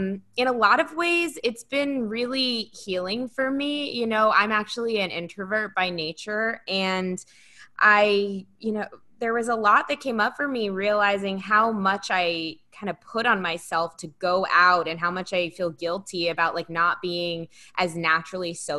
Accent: Philadelphia, Pennsylvania, United States; I'm from Philly

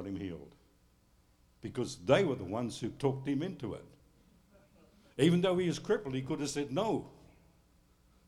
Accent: United States; I'm living as an Australian, even though I claim to be an American

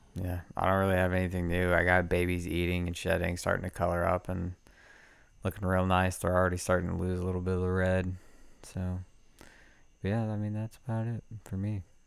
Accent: Manitowoc, Wisconsin, United States; born in Manitowoc.

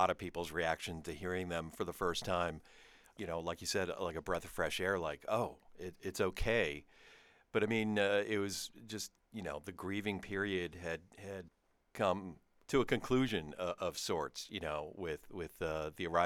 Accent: South Florida, United States; I'm from South Florida

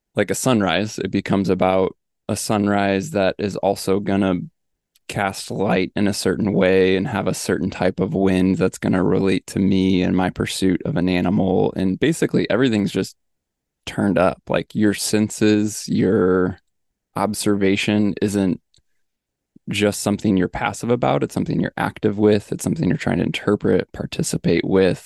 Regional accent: Midwest, United States; also born or lived in Missouri; I grew up in the Midwest

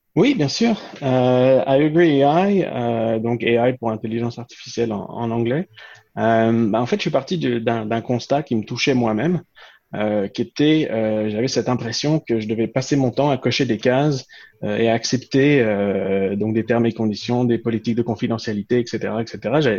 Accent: France; moved away as an adult; also born or lived in Quebec; je suis né en France et j'ai grandi en France

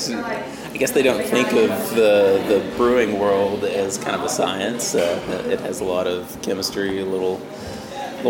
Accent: Anderson County, Tennessee, United States; ended up with some property out in Anderson County on the Clinch River. We have a big farm out there. That's where I grew up.

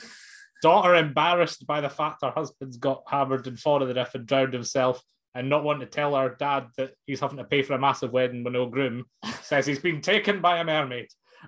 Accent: Dumfries, Scotland, United Kingdom; I'm from Dumfries

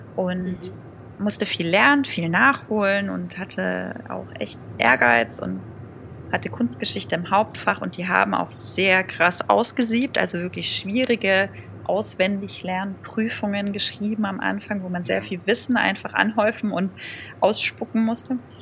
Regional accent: around Stuttgart, Baden-Württemberg, Germany; ich komme ja aus der Ecke, also rund um Stuttgart

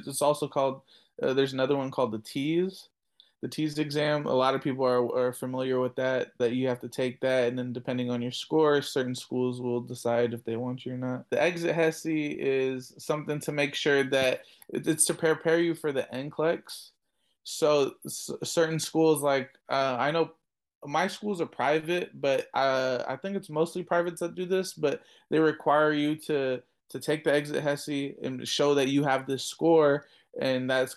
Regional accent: California, United States; I was born in California, but my family's from Afghanistan

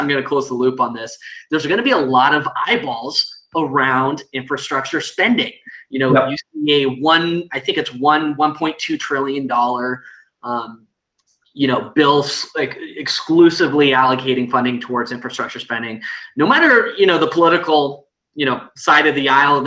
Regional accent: Seattle, Washington, United States; I grew up in Seattle

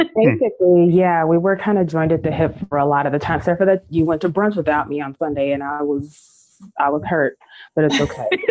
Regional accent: Detroit, Michigan, United States; I grew up in Rosedale

